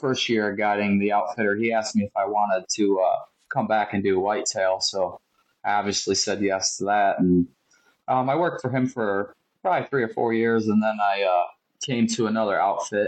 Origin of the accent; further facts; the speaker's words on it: Edmeston, New York, United States; moved away as an adult; now in Kansas, United States; I'm from Edmiston, New York, so I grew up in the Northeast